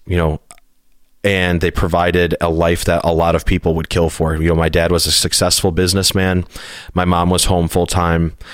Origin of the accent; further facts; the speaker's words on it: Hinsdale, Illinois, United States; I was born in Hinsdale, Illinois, which is a suburb, a really wealthy suburb outside of the city of Chicago